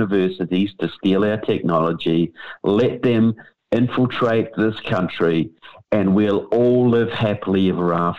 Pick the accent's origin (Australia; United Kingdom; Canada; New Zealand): New Zealand; moved away; I come from New Zealand